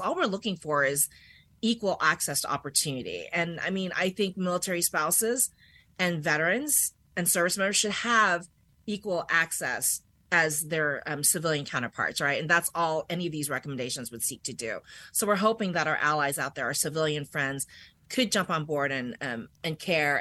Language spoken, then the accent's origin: English; Washington, District of Columbia, United States; moved away as an adult; also born or lived in Germany; I'm actually from this area